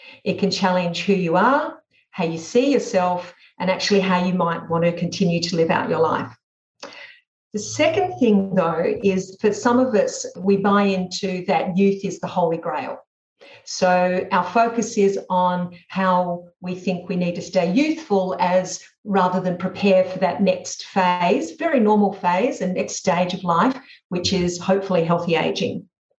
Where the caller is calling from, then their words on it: Sydney, New South Wales, Australia; I'm speaking from Sydney and sunny Australia